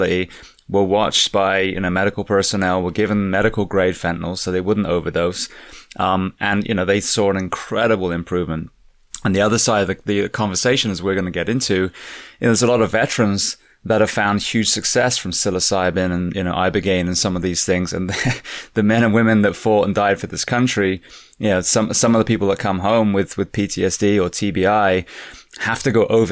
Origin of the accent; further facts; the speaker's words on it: England, United Kingdom; now in United States; I'm an immigrant. I came from England